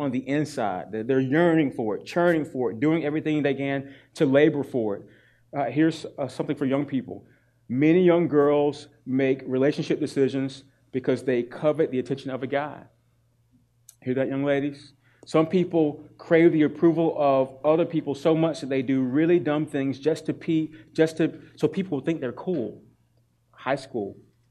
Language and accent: English; North Carolina, United States; I'm from North Carolina.